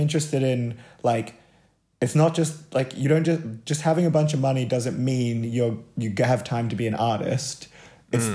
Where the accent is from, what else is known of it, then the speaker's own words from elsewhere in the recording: Gold Coast, Queensland, Australia; now in Sydney, Australia; I grew up on the Gold Coast